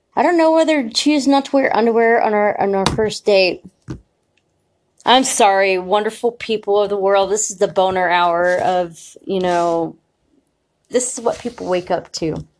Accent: United States; we as American citizens

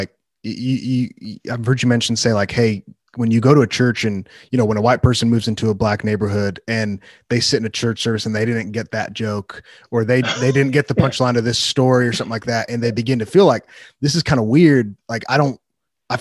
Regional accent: Wheaton, Illinois, United States; I grew up in Wheaton, which is like a really affluent suburb

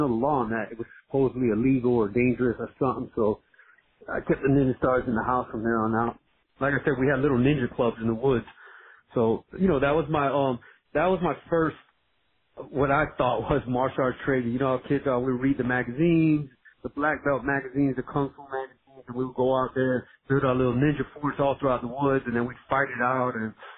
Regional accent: Miami, Florida, United States; also born or lived in Brooklyn, United States; So I was born in Brooklyn by a white Italian mother and basically a black Puerto Rican father. I was raised in Miami in my younger years, but both of my parents worked for the military.

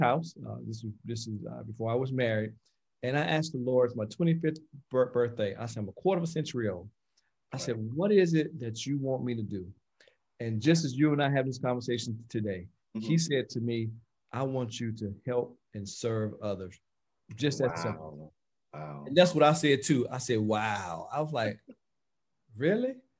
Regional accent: Aiken County, South Carolina, United States; as a young boy, growing up in Aiken County

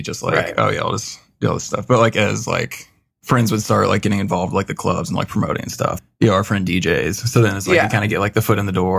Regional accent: St. Joseph, Missouri, United States; moved away as an adult; now in Chicago, United States; Yeah, I'm from a town like, it's called St. Joe. It's like 45 minutes north of Kansas City.

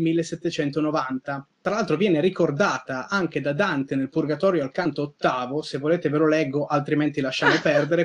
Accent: Piedmont, Italy; io come piemontese

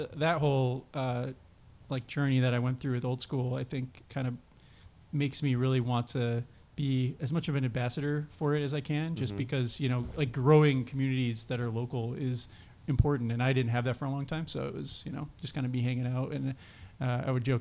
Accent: Chicago, Illinois, United States; moved away as an adult; also born or lived in Texas; now in California, United States; I'm from here originally. I was born in Illinois.

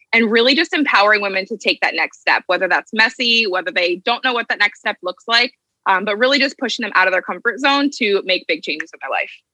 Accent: Ohio, United States; moved away as an adult; now in New Jersey, United States; I'm originally from Ohio and I live in New Jersey now

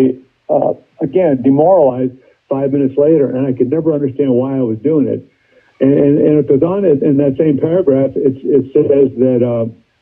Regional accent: San Francisco, California, United States; also born or lived in East Coast; I grew up in San Francisco. We moved to San Francisco when I was 5.

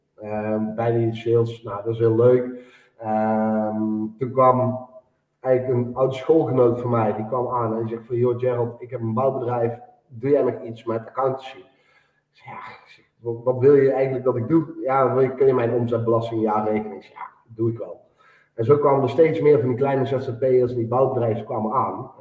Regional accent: Eindhoven region, North Brabant, Netherlands; Ik kom uit de regio Eindhoven

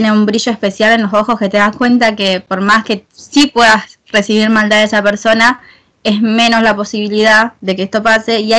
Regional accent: Argentina; como bien saben Lara está viviendo en España y yo soy de Argentina.

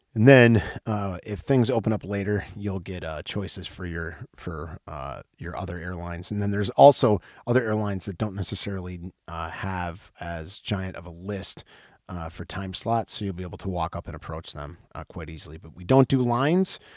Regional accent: Wisconsin, United States; I am from Wisconsin

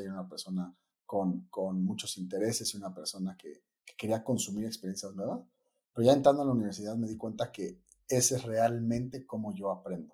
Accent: Mexico; also born or lived in New York; así es como el mexicano le dice a la pizza

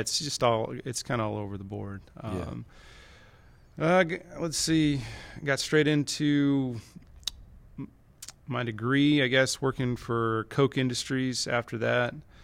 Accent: Kansas, United States; I'm originally from Kansas

